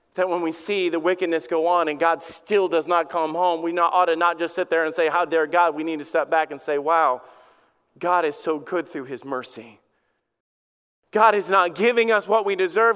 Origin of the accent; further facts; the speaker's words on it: Alabama, United States; I grew up in Alabama.